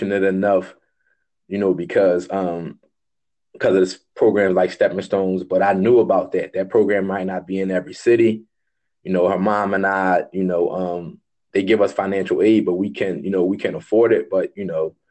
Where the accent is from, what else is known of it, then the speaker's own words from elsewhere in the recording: Philadelphia, Pennsylvania, United States; I grew up in Philadelphia, so I'm a product of the public school system.